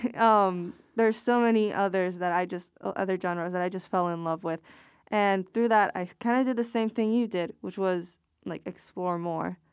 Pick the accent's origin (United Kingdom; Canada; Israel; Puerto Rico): Puerto Rico; I'm from Puerto Rico